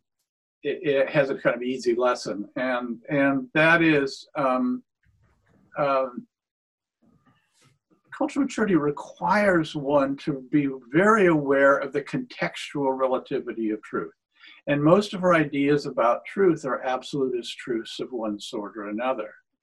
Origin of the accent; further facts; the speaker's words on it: Washington, United States; I come from Washington State, where immigration has been almost entirely a positive force.